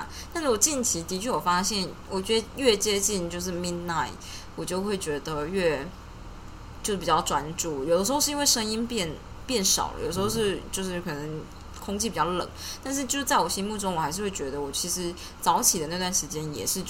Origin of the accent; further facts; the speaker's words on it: Taiwan; 啊，没错，你看就是我们台湾人劣根性